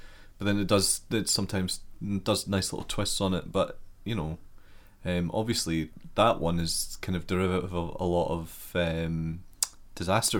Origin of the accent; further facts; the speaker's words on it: Scotland, United Kingdom; we're over from Scotland. We live in Edinburgh